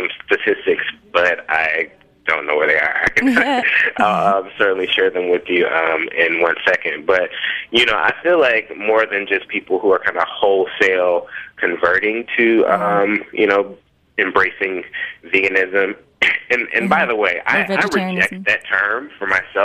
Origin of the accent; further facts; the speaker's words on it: Memphis, Tennessee, United States; moved away; also born or lived in New Orleans; I grew up in Memphis, Tennessee, like deep south.